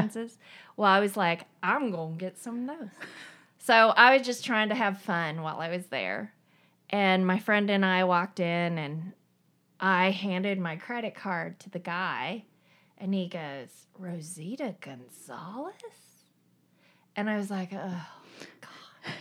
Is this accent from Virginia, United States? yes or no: no; eastern Tennessee, United States; also born or lived in South Korea; I grew up in a very tiny town in the Appalachian Mountains in the, the very, like, eastern part of Tennessee